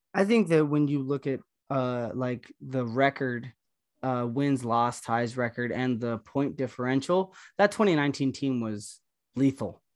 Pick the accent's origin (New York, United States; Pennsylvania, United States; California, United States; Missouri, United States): California, United States; Los Angeles; I grew up in Los Angeles, born and raised